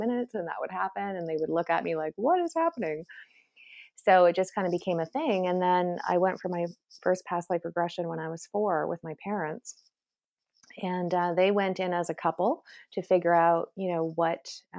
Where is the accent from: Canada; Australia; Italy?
Canada; also born or lived in Toronto; I'm Canadian